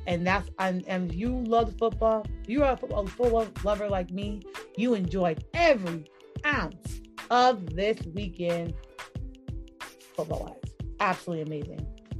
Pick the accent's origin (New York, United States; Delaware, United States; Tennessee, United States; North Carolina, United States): New York, United States; y'all know I'm a New Yorker. You're from New York, born and raised. Spent most, at least 24 years of my life in New York. 23 years of my life in New York.